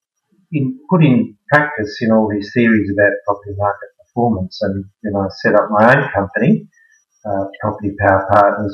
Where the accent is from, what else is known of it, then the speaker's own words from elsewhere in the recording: Sydney, New South Wales, Australia; moved away as an adult; also born or lived in Netherlands; now in Melbourne, Australia; I grew up in Sydney